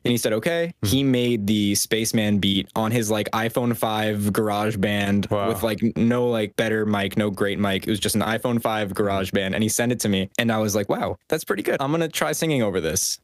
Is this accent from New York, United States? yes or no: yes; Westchester County, New York, United States; I grew up in New York, a little bit above New York City in a county called Westchester